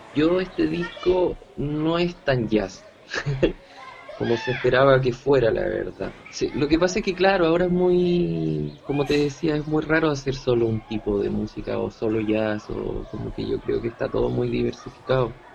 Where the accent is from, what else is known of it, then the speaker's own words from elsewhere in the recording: Santiago, Santiago Metropolitan Region, Chile; also born or lived in Buenos Aires; soy un músico chileno, nacido y criado en Santiago de Chile